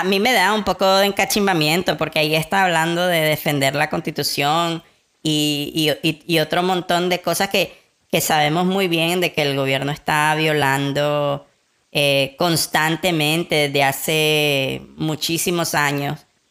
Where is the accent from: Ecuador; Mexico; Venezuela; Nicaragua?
Nicaragua; somos nicaragüenses, somos hijos de Sandino